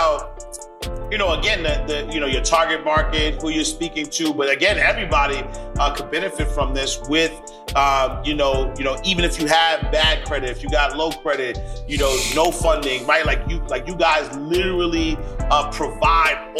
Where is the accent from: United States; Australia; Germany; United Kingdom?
United States; New York City, New York; I'm from Harlem